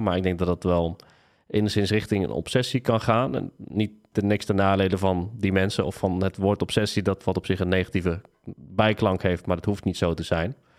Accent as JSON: {"language": "Dutch", "town": "Tiel", "region": "Gelderland", "country": "Netherlands", "tie": "born or raised there", "also_born_or_lived": "Nijmegen", "moved": "as an adult", "said": "Ik ben geboren en getogen in Tiel."}